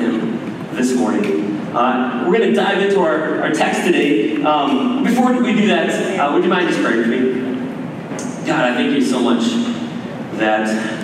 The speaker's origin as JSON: {"language": "English", "town": "Maple Grove", "region": "Minnesota", "country": "United States", "tie": "born or raised there", "also_born_or_lived": "Colorado / Wisconsin", "moved": "as an adult", "said": "I grew up here in Maple Grove"}